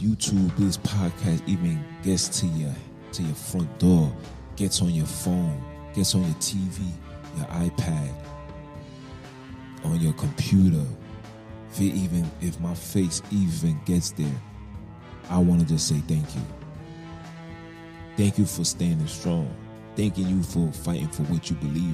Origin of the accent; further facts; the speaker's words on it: New York City, New York, United States; I was born in Kings County Hospital. I'm a Brooklyn baby to the core. All I know is Brooklyn.